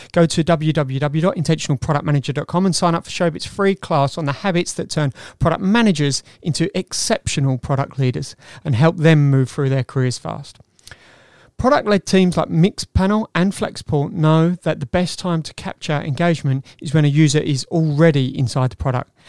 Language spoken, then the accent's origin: English; Wales, United Kingdom; not um, being Welsh, I might